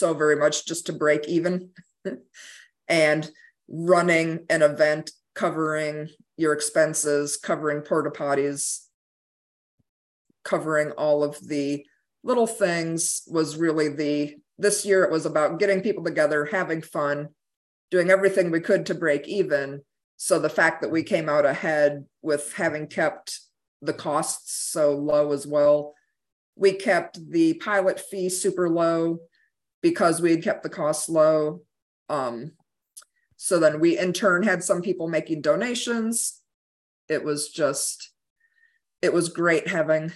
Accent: Midwest, United States; now in Wake Forest, United States; growing up in the Midwest

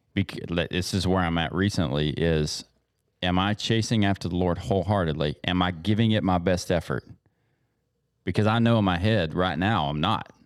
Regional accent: East Texas, United States; We grew up in East Texas, you're going to church when the doors are open

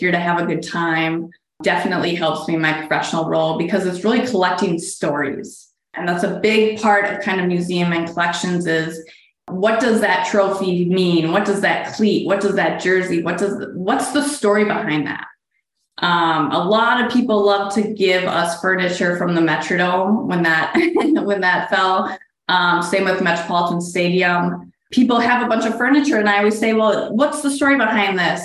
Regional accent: right outside Minneapolis, Minnesota, United States; I born and raised here in Minnesota, right outside Minneapolis

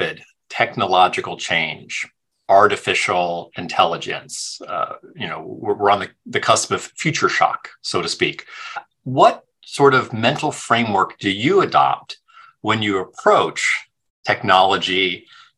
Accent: Cupertino, California, United States; I'm from Cupertino, back when it was Aerospace Valley, before it was Silicon Valley.

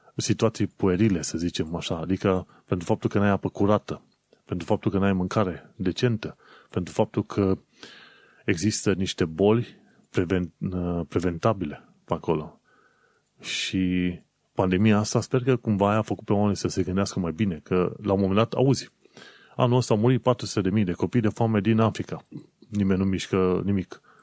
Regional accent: Romania; moved away

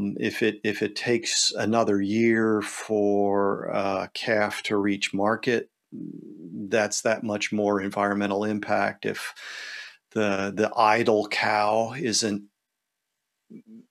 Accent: United States; we're American here

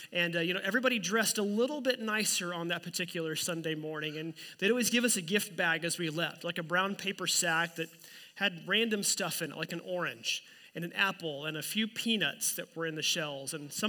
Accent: Oklahoma, United States; Growing up in Oklahoma, I always really wondered what it would be like to walk in a winter wonderland at Christmas.

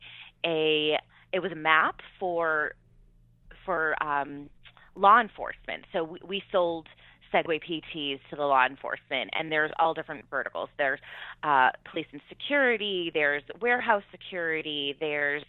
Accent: New Hampshire, United States; I'm from New Hampshire

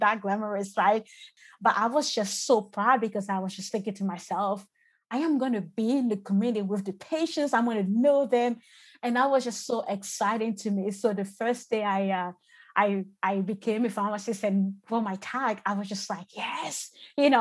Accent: Côte d’Ivoire; moved away; I was born and raised in the Ivory Coast and moved in the country about 2006

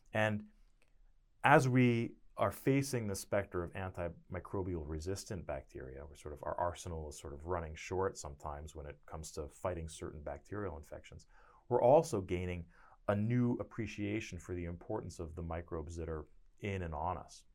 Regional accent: Connecticut, United States; moved away as an adult; also born or lived in Boston, Massachusetts; now in Stillwater, United States; I'm from Connecticut, about twelve miles away from New Haven

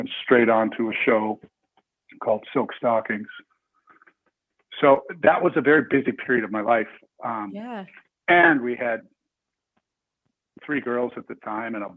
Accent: Canada; I was from Canada

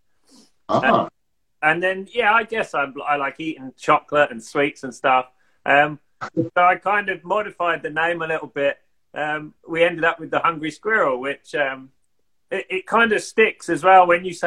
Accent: Kent, South East England, United Kingdom; moved away as an adult; now in Sweden; we came from Kent, so in the southeast of England

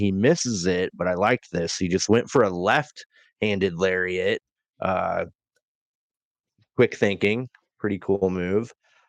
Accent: St. Louis, Missouri, United States; What do you two think about this episode of Collision in my hometown?

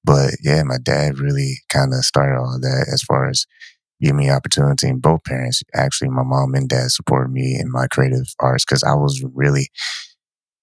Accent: Ypsilanti, Michigan, United States; also born or lived in San Antonio, Texas / Ann Arbor, Michigan; we moved when I was 8 years old from San Antonio to Ypsilanti

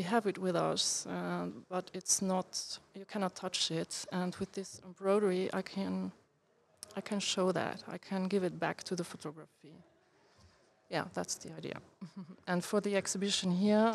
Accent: Luxembourg; English is a second language; also born or lived in Brussels; I was born in Luxembourg. I live here too

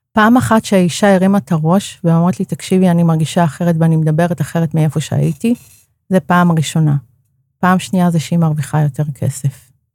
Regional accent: Karmiel, Northern District, Israel; moved away; אני מגיעה בעצם מאזור הצפון, מכרמיאל

